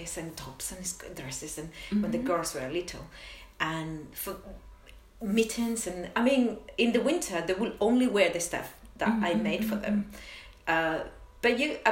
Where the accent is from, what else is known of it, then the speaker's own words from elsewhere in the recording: Tenerife, Canary Islands, Spain; also born or lived in London / Edinburgh; now in Amsterdam, Netherlands; I'm from Spain, but I'm from Tenerife, from the Canary Islands, and we did a lot of crochet with cotton.